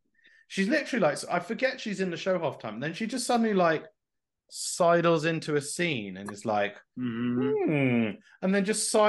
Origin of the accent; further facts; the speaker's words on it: Manchester, North West England, United Kingdom; Yeah, I'm from Manchester, mate. Manchester.